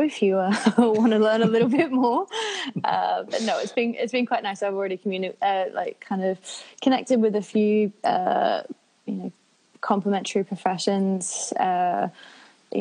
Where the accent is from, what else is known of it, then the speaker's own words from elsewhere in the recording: Sydney, New South Wales, Australia; moved away as an adult; now in London, United Kingdom; I am from Sydney.